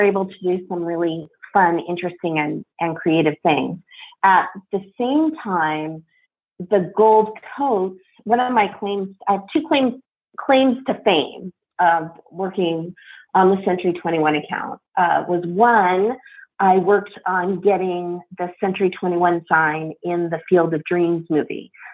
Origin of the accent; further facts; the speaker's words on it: Ames, Iowa, United States; also born or lived in Palo Alto, California; I grew up in Ames, Iowa, but I also grew up in California kind of at the same time.